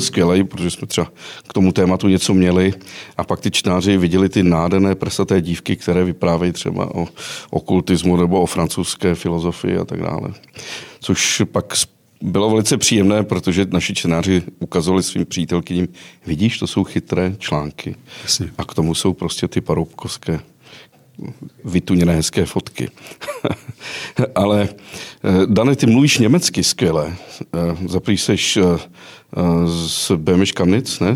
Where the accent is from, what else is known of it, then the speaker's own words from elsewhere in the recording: Chorov near Karlovy Vary, Karlovy Vary Region, Czechia; Já jsem totiž z Chorova u Karlových Varů